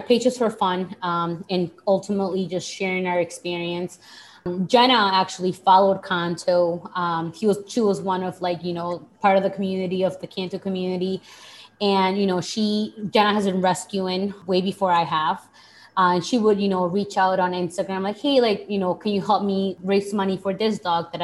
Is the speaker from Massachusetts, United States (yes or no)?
yes; Boston, Massachusetts, United States; also born or lived in Lima, Peru; I am Peruvian. I was born in Peru, I'm from Boston. I'm currently living in Boston